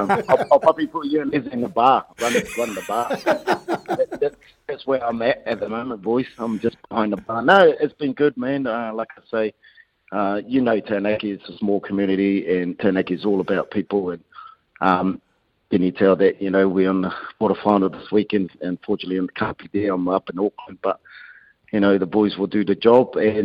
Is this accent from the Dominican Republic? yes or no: no; Ireland; I grew up in Ireland, you know, that, and we always want to give it back to the community and give it back to, you know, my roots